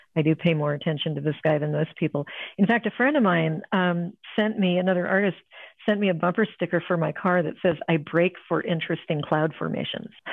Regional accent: Ohio, United States; also born or lived in California; now in Arizona, United States; I grew up in Ohio. I'm a Midwestern girl

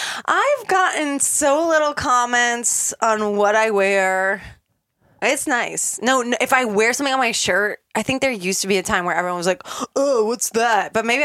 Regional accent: Tampa, Florida, United States; moved away as an adult; also born or lived in New York City; I'm from Tampa

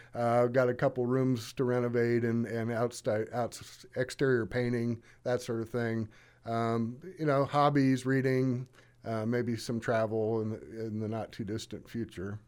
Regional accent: Monmouth, Illinois, United States; I am from Monmouth. My dad was Director of Admissions here, starting in nineteen fifty-seven, and we lived a block from the campus. So I really grew up, uh, you know, around the campus

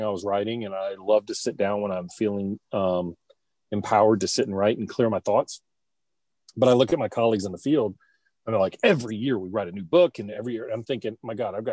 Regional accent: Baton Rouge, Louisiana, United States; I went to an all-boys Catholic school in Baton Rouge

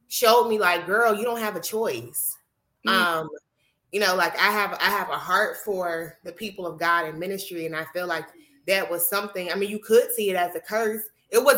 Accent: Pittsburgh, Pennsylvania, United States; I am from Pittsburgh, Pennsylvania

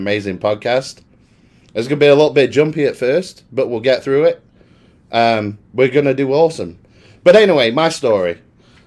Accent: Worksop, East Midlands, United Kingdom; now in Dallas, United States; I'm originally from a little town called Worksop

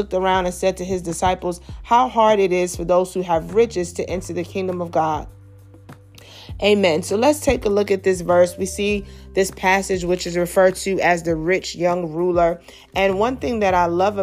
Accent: New York City, New York, United States; I grew up in Brooklyn. I grew up in a very busy city, Brooklyn, New York

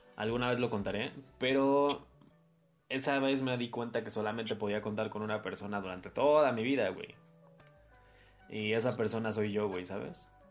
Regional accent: Mexico; sigo estando en mi casa, güey, sigo estando en mi país

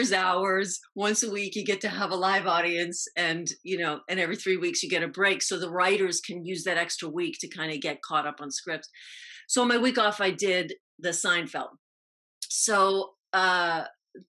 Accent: New York City, New York, United States; moved away as an adult; I grew up in the Bronx

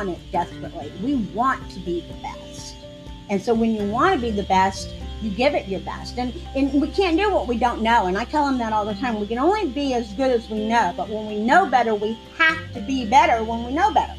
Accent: Clearwater, Florida, United States; now in Tarpon Springs, United States; I'm originally from Clearwater. I was born and raised in Clearwater.

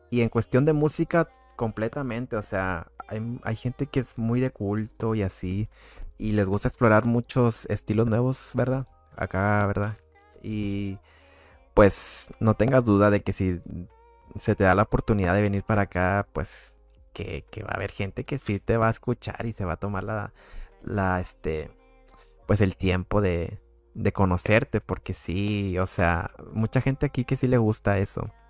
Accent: Mexico; no sé cómo te hagas una idea de cómo somos los mexicanos, de que ah, mariachi o así, no sé, ¿verdad?

